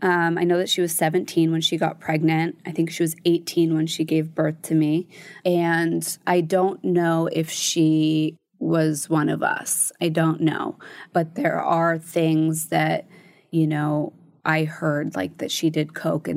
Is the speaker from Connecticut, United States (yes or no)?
yes; Connecticut, United States; And my mom and my stepdad, when I was growing up in Connecticut, were working out of state.